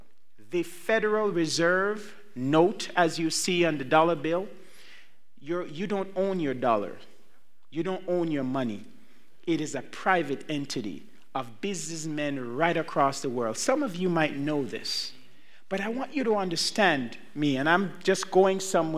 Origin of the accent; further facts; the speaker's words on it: Jamaica; born there; I was not born in the United States. Neither was I born in Canada. I was born in Jamaica.